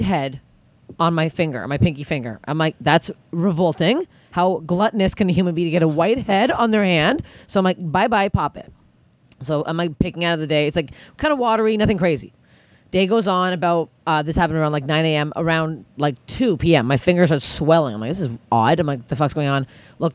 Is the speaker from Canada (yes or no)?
yes; Canada; I'm Canadian.